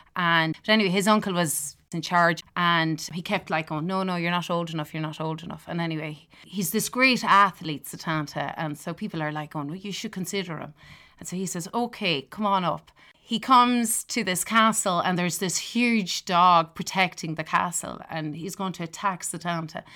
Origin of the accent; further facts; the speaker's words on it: Durrow, Laois, Ireland; moved away as an adult; also born or lived in Dublin; now in Louisville, Kentucky, United States; I'm from Duro County, Laois, which is a very small little village in, right in the middle of Ireland